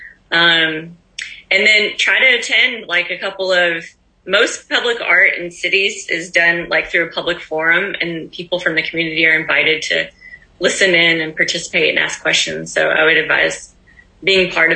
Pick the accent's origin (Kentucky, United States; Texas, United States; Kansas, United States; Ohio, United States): Kentucky, United States; moved away; my hometown in Kentucky